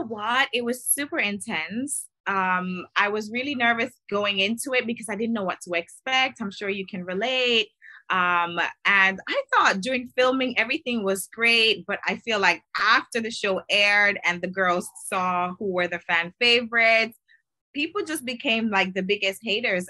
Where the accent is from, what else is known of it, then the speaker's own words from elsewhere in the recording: Miami, Florida, United States; I'm originally from Miami